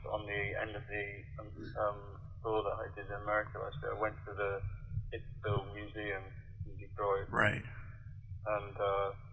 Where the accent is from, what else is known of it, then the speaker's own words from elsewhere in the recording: Wigan, North West England, United Kingdom; one of the big clubs was in my hometown in Wigan